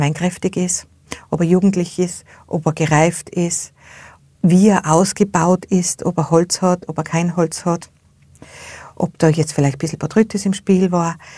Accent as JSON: {"language": "German", "country": "Austria", "said": "bei uns in Österreich"}